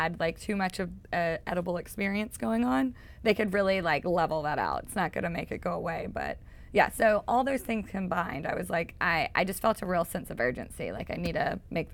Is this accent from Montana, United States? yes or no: no; Mississippi, United States; accent: Mississippi; moved away; growing up in Mississippi